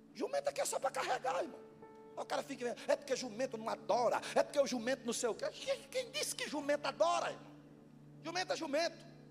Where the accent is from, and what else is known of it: Northeast Region, Brazil; moved away